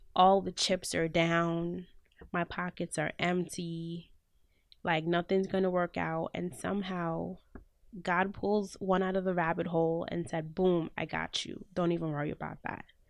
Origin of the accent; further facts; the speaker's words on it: Jamaica; now in United States; I'm Jamaican